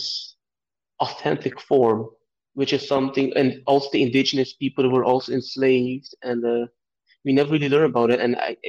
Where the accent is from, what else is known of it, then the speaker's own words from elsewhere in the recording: Aruba; Well, since I was born, since I was raised in Aruba, I always felt like, who am I really?